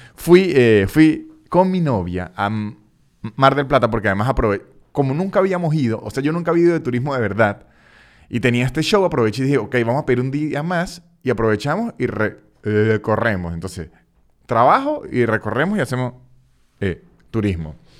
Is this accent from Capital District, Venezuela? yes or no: no; Táchira, Venezuela; now in Buenos Aires, Argentina; en el estado Táchira, de donde soy yo